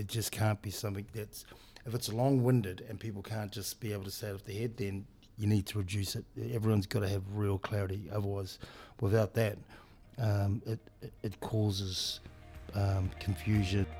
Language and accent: English; New Zealand; moved away; as a Pacific Islander boy growing up in New Zealand